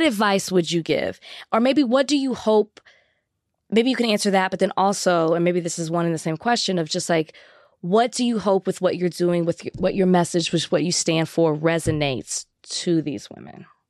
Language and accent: English; Texas, United States; I'm from Texas.